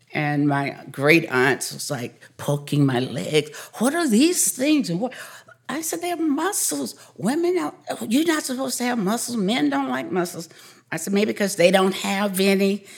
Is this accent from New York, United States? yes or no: no; a smaller town in Georgia, United States; I grew up in a, a smaller town in Georgia, and, uh, I grew up on a dairy farm